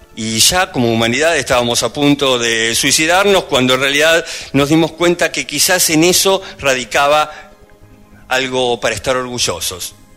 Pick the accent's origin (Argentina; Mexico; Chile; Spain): Argentina; soy argentino